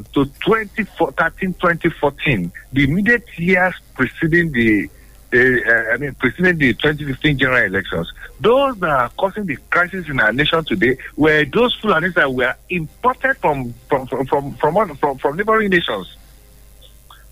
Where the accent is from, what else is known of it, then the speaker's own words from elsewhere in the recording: Nigeria; as a Nigerian